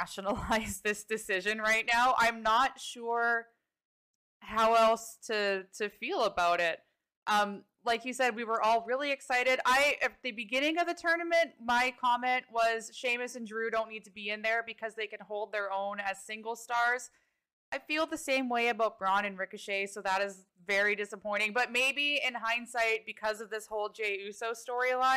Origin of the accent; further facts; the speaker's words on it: Canada; I am Canadian